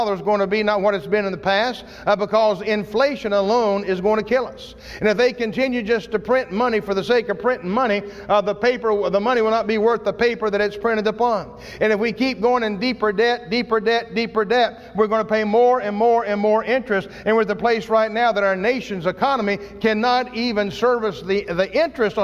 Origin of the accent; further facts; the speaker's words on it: United States; As an American, as a Christian living in America